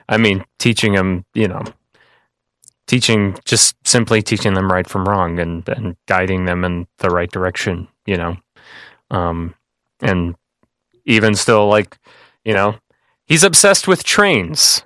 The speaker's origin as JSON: {"language": "English", "town": "Kankakee", "region": "Illinois", "country": "United States", "said": "I came from a family that's been here for generations and generations"}